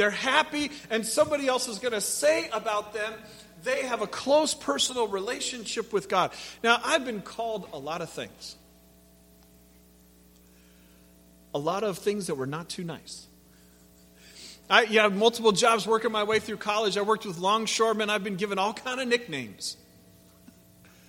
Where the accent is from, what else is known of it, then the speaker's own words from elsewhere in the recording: Pacific Northwest, United States; moved away; I grew up in the Pacific Northwest